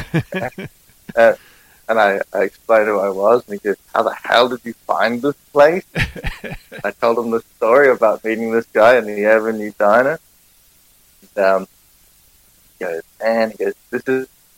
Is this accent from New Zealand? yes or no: yes; Auckland, New Zealand; accent: Kiwi; I'm a musician from Auckland, New Zealand